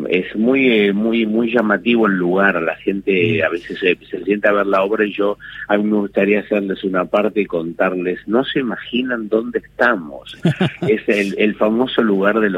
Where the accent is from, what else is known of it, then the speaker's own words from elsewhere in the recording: Finland; Spanish is a second language; yo soy un finlandés que eh, me casé con una argentina, que es Paula Ransenberg, y que mm, aprendí a hablar el español a partir de ella